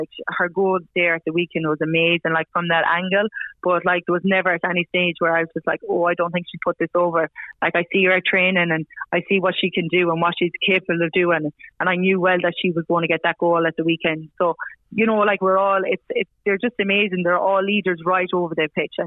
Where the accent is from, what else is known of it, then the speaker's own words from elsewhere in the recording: Ireland; moved away as an adult; now in Australia; being an Irish girl